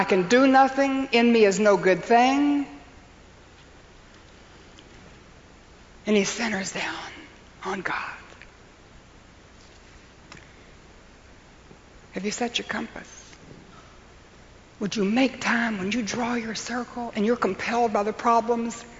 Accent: Western North Carolina, United States; I'm from Western North Carolina

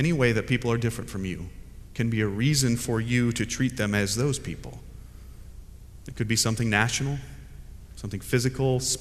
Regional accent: United States; now in Fuquay-Varina, United States; I'm an American

